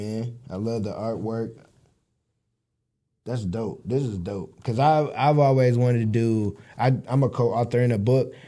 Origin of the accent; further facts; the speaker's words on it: Michigan City, Indiana, United States; I'm from Michigan City, so it's a small town. So everybody know everybody.